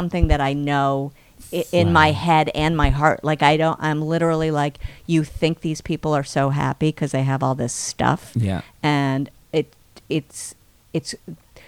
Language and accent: English; New York City, New York, United States; I grew up on the Upper East